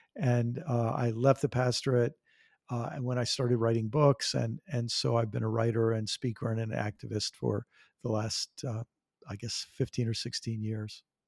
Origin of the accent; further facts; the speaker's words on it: Maryland, United States; also born or lived in New York; I grew up on the East Coast of the United States. I was born in New York and lived in the state of Maryland, right near Washington, D C